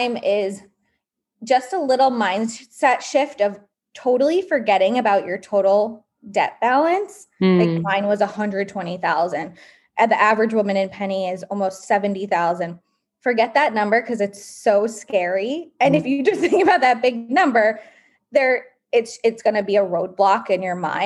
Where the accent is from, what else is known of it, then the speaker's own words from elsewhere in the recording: East Coast, United States; also born or lived in New York; my background is grew up on the East Coast